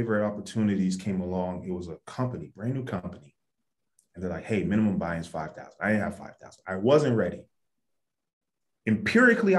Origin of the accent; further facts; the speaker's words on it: Ohio, United States; I grew up in Ohio.